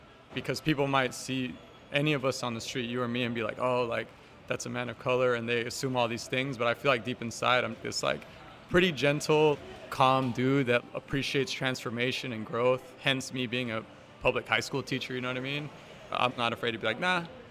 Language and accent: English; the Bay Area, California, United States; a young man of color growing up in the Bay